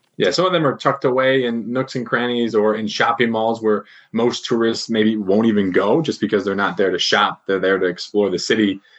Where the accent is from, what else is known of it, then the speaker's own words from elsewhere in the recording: Chicago, Illinois, United States; moved away as an adult; also born or lived in Beijing, China; I'm from Chicago and lived in Beijing for quite some time.